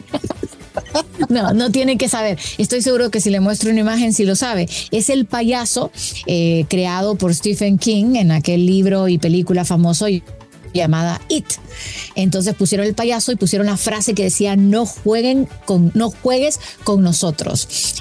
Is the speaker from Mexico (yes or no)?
no; Honduras; yo como hondureña